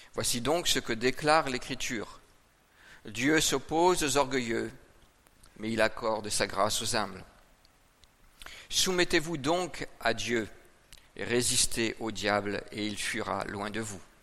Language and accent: French; Brittany, France; je suis né en Bretagne